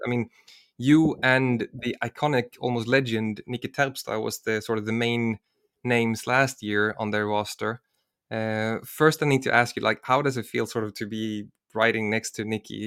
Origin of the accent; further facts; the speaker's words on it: Sweden; I'm from Sweden, and, and I also lived in, in the southern parts of Sweden.